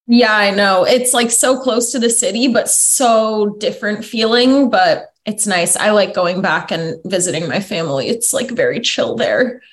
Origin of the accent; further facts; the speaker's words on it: Foster City, California, United States; also born or lived in Pleasanton / Danville; I was born in Foster City and then I grew up around Foster City, San Mateo, like all around the peninsula